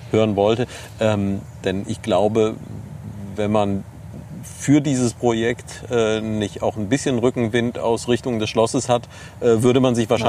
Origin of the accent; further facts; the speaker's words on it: Neuwied, Rhineland-Palatinate, Germany; Nein, ich komme aus Neuwied.